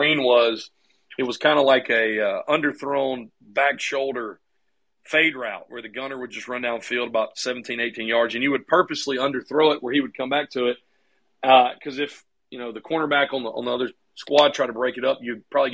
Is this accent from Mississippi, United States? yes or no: yes; Laurel, Mississippi, United States; also born or lived in New Orleans, Louisiana; They adopted me about a month after I was born in 1983 and brought me to Laurel